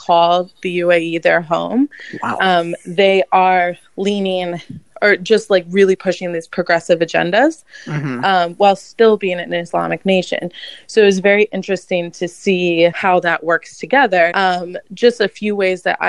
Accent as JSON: {"language": "English", "country": "United States"}